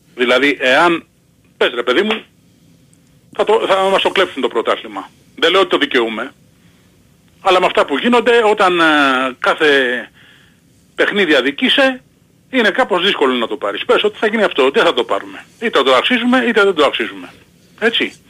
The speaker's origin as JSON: {"language": "Greek", "town": "Peristeri", "region": "Attica", "country": "Greece", "said": "από το Περιστέρι είμαι"}